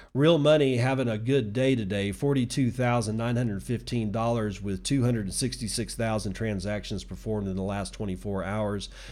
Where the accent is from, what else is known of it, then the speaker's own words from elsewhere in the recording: Texas, United States; I'm a Texan, and believe me, I was born here, I was raised here, I lived here